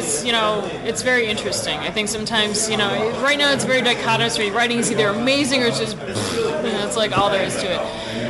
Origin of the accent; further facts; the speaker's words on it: Evanston, Illinois, United States; I grew up in Evanston, Illinois